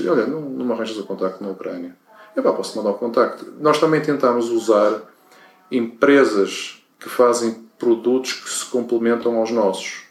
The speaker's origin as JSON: {"language": "Portuguese", "country": "Portugal", "said": "nós como portugueses"}